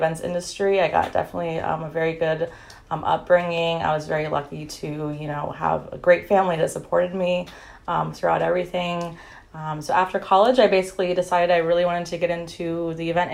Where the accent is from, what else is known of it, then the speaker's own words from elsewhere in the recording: Temple Terrace, Florida, United States; I was born and raised in Tampa, specifically Temple Terrace, Florida